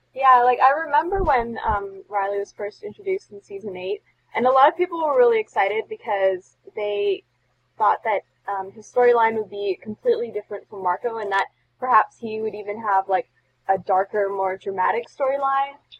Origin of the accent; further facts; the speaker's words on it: Canada